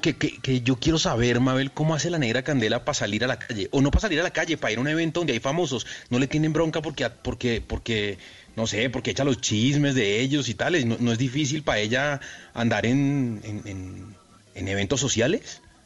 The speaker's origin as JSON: {"language": "Spanish", "country": "Colombia", "said": "yo me fui de Colombia dejando el mejor trabajo que he tenido en mi vida"}